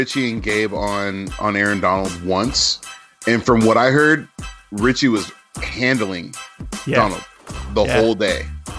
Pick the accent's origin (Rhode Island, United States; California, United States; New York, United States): California, United States; Alameda; shout out to Alameda. That's my hometown.